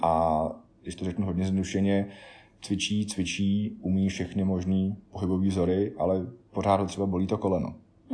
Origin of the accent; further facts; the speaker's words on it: South Bohemian Region, Czechia; z dětství v Jižních Čechách